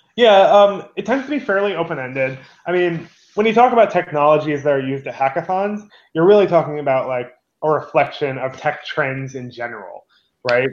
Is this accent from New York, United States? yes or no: yes; New York, United States; as a New Yorker